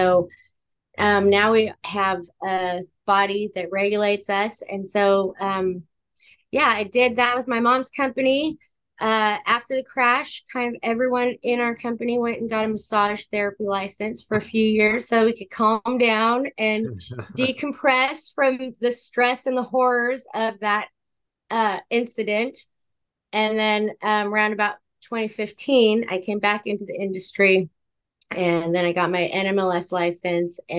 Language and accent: English; California, United States; I am a Californian